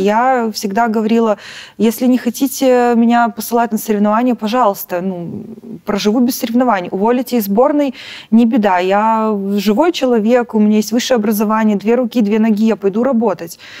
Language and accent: Russian; Belarus; moved away as an adult; мы белорусы